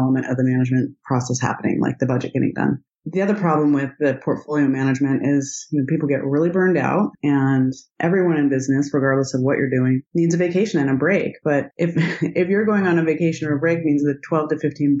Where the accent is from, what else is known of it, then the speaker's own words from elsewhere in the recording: Idaho, United States; And I grew up in Idaho